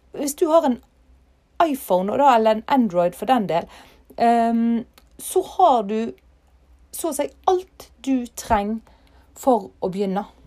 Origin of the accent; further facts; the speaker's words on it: Ytre Fosse, near Alversund, Bergen, Vestland, Norway; fra heimplassen min, Ytrefosse. Og her finner jeg roen. Her har jeg familien min, og her har jeg røttene mine